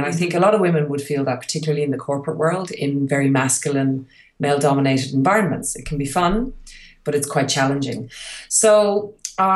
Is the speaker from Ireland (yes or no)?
yes; Ireland; moved away; move back to Europe, where I'm obviously from. I'm Irish and my husband is Hungarian.